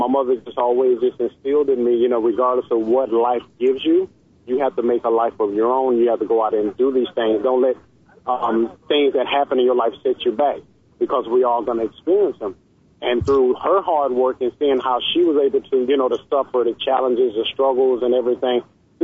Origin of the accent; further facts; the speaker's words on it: Daytona Beach, Florida, United States; moved away as an adult; also born or lived in Fort Lauderdale, Florida; now in Tennessee, United States; I was born in Daytona Beach, Florida. When we were 12, my mother moved to Fort Lauderdale